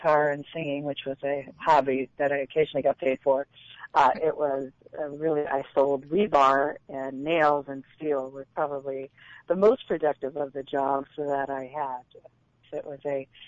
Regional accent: Oakland, California, United States; born or raised there; also born or lived in Philadelphia, Pennsylvania

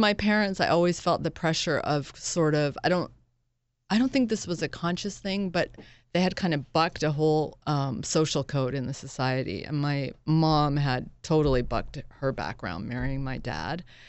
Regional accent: Northampton, Massachusetts, United States; moved away as an adult; also born or lived in Boston / Princeton; now in New York, United States; I actually grew up in Massachusetts

